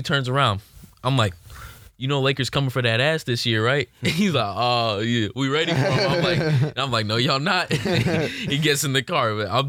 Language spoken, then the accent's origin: English; Memphis, Tennessee, United States; I'm from Memphis.